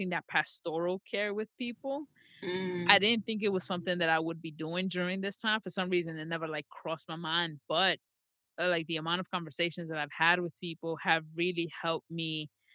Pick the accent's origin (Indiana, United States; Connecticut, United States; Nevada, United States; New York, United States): New York, United States; I was born and raised in New York